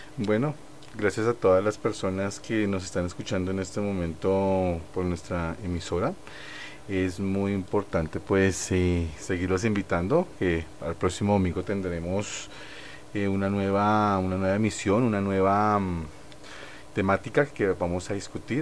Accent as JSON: {"language": "Spanish", "country": "Colombia", "said": "como artistas colombianos"}